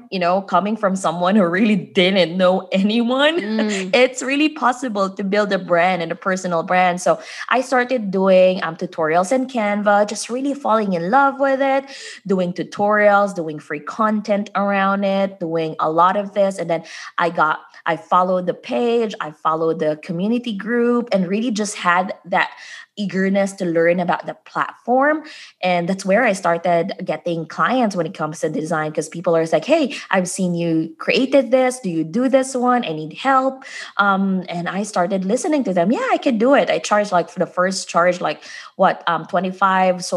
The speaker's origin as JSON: {"language": "English", "country": "Philippines", "moved": "as an adult", "lives_now": "United States", "said": "when I came here in the US, I'm originally from the Philippines"}